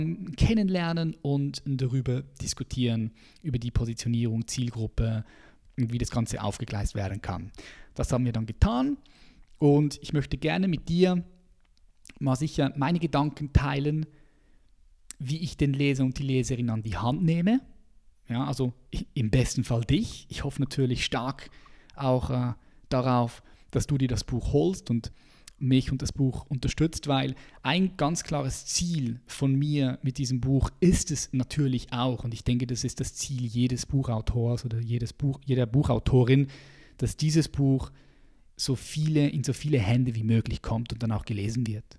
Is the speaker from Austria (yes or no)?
no; Switzerland; als Schweizer, weil ich die verschiedenen Sprachen miteinander vermischt habe. Ich bin aufgewachsen in einem Viertel, äh, wo sehr viele ausländische ähm, Männer und Frauen hier waren in der, in der Schweiz